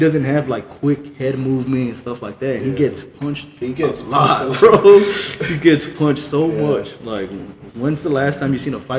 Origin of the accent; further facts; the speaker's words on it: Stockton, California, United States; I'm from Stockton, man.